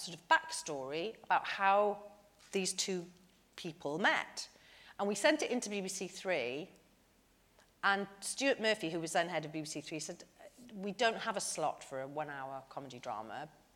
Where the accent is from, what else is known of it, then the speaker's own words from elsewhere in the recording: Porthcawl, Wales, United Kingdom; I'm from Porthcawl, which is just down the road from Barry